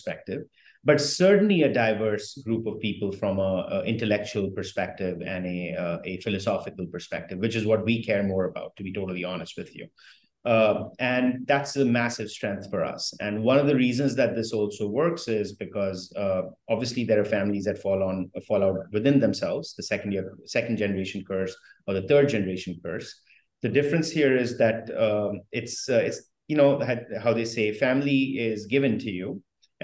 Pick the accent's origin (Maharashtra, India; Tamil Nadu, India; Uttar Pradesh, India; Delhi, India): Delhi, India; New Delhi; moved away; also born or lived in France / United States; I grew up in India, and I went to school in France and in the US.